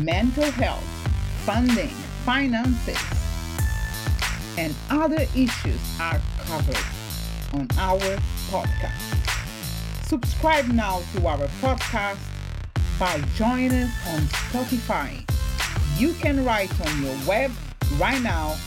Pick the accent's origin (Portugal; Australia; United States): Portugal; moved away; I'm from Portugal, so my aim is to be able to spend like 6 months there, 6 months here